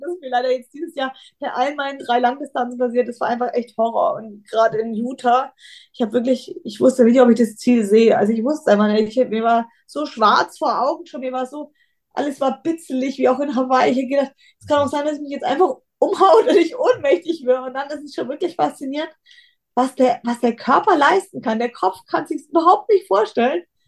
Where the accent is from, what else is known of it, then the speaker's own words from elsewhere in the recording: Bayreuth, Bavaria, Germany; ich komme aus Bayreuth